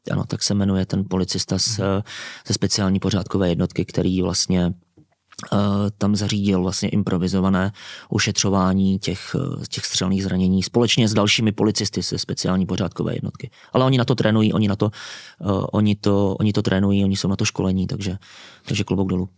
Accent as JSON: {"language": "Czech", "country": "Czechia", "said": "My jako Češi"}